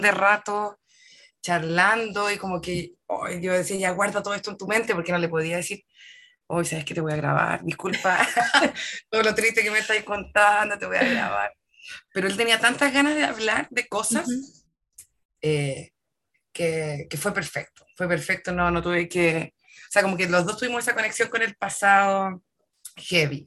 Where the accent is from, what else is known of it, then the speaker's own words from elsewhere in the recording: Santiago, Santiago Metropolitan Region, Chile; also born or lived in Puerto Montt, Chile; Yo nací en Santiago, pero estuve como hasta el 2000, si no me equivoco, y del 2000 al 2003 estuve un par de años en Puerto Montt. Chica, ¿cachai? Y luego volví a Santiago